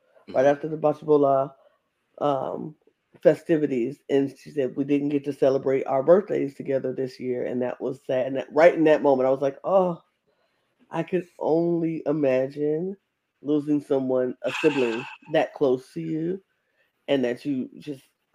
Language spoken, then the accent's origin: English; United States; I'm American